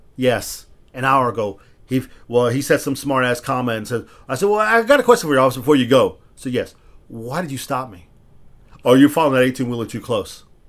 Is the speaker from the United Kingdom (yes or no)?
no; United States; born or raised there; also born or lived in Texas